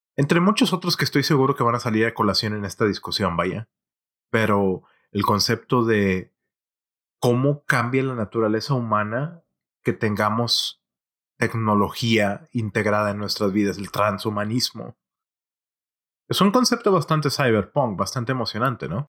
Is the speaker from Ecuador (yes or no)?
no; Monterrey, Nuevo León, Mexico; creciendo en mi ciudad natal de Monterrey